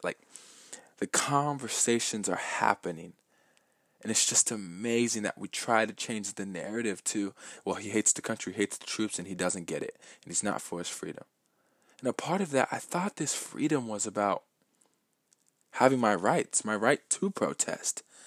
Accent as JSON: {"language": "English", "town": "Lakewood", "region": "Washington", "country": "United States", "tie": "born or raised there", "said": "I was born in Lakewood, Washington, in the United States. I am from here"}